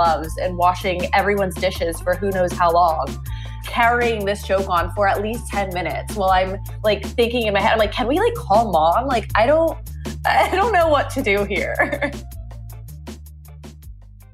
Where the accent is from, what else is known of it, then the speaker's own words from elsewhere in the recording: Winder, Georgia, United States; I am not from Atlanta, but a city an hour outside called Winder, Georgia